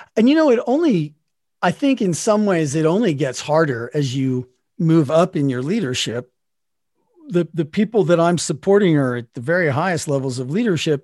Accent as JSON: {"language": "English", "town": "Salt Lake City", "region": "Utah", "country": "United States", "tie": "born or raised there", "said": "I grew up in Salt Lake City, Utah"}